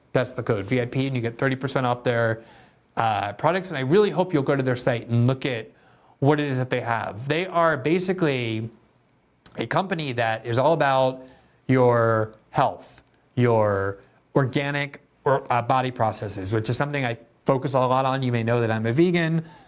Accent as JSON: {"language": "English", "country": "United States", "said": "as an American Jew, as an American"}